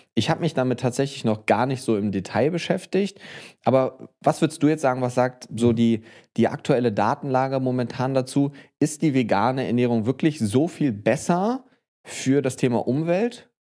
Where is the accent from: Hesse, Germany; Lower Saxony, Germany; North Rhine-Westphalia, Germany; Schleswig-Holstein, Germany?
North Rhine-Westphalia, Germany; Bonn; Promotion hier tatsächlich in meiner Heimatstadt in Bonn